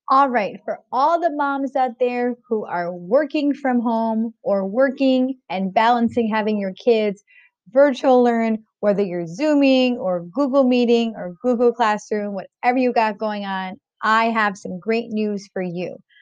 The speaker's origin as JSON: {"language": "English", "region": "New York", "country": "United States", "tie": "born or raised there", "said": "I grew up in New York on good pizza"}